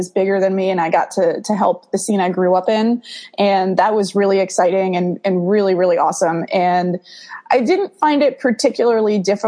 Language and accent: English; Danbury, Connecticut, United States; I'm from Danbury, Connecticut. So we had this teeny little club in our city